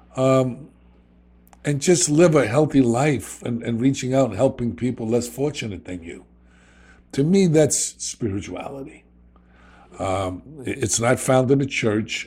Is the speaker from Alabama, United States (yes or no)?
no; New York City, New York, United States; accent: New York; I'm a kid from the South Bronx.